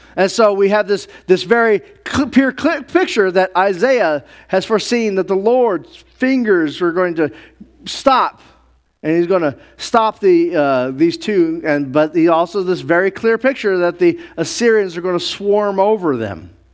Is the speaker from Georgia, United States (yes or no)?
no; New Mexico, United States; I grew up around the Native Americans, Navajo and Zuni, and being up in New Mexico